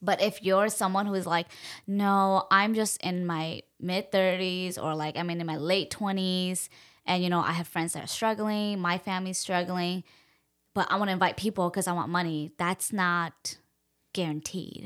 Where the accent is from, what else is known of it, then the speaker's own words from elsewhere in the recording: United States; being Hmong American girls